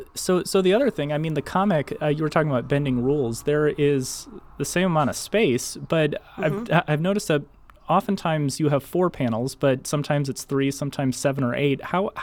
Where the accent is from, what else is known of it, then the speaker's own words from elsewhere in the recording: Belleville, Illinois, United States; my experience with comics growing up is walking downstairs, picking up the Belleville News Democrat